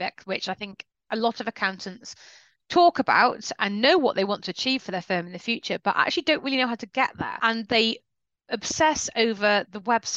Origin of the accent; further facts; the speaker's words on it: United Kingdom; we're very British and polite about this